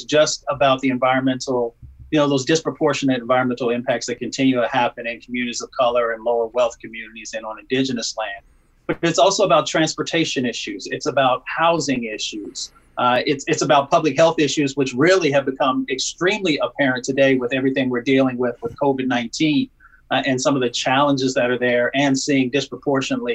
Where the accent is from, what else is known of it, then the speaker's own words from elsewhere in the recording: Appalachia, United States; moved away; also born or lived in Michigan; I was raised in Appalachia and a little bit in Michigan.